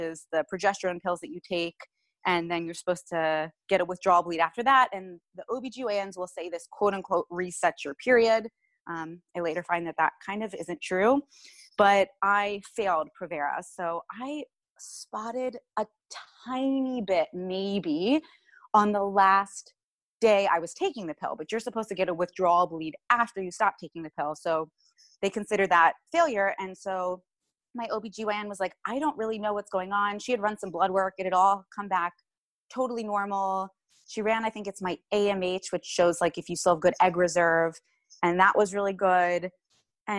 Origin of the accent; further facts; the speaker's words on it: Cincinnati, Ohio, United States; moved away as an adult; now in Yardley, United States; I'm from Cincinnati, Ohio